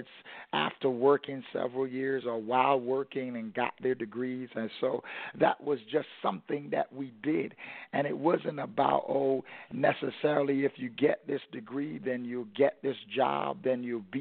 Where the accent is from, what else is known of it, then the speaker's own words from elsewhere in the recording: New York City, New York, United States; growing up in Brooklyn, New York